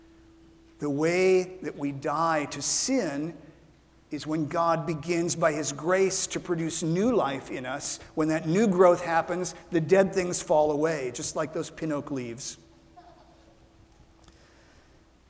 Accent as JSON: {"language": "English", "town": "Ralston", "region": "Nebraska", "country": "United States", "tie": "born or raised there", "moved": "yes", "said": "When I was growing up in Ralston, Nebraska, we had a pin oak tree that we planted in our yard"}